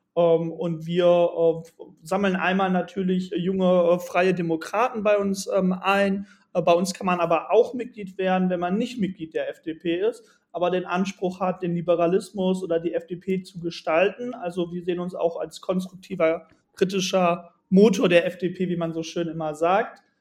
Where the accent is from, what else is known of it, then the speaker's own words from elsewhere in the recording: Bielefeld, North Rhine-Westphalia, Germany; ich komme aus der wunderschönen Stadt Bielefeld